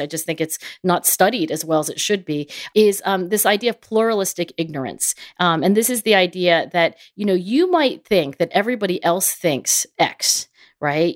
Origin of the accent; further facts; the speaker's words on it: Philadelphia, Pennsylvania, United States; my hometown of Philadelphia